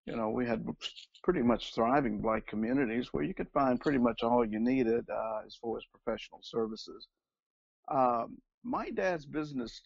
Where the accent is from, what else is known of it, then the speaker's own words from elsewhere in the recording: Oklahoma, United States; I grew up in Oklahoma.